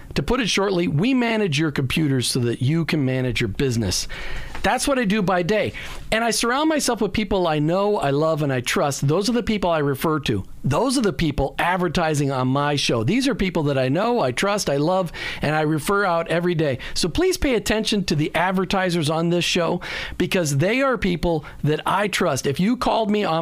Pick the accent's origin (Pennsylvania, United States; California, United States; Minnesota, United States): Minnesota, United States; the Midwest; moved away; I grew up in the Midwest. We had good friends, the Tornells, that owned an apple orchard back in Minnesota